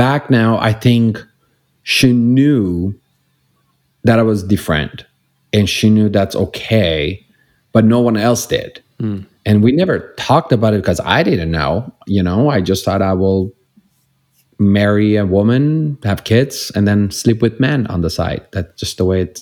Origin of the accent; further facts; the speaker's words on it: Iran; English is a second language; moved away as an adult; now in Los Angeles, United States; I grew up in Iran